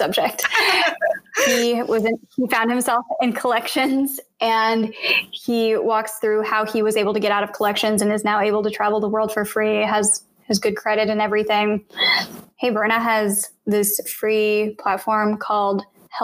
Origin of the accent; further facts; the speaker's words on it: Blue Springs, Missouri, United States; I grew up in Blue Springs, Missouri, and it was 93% white when I was growing up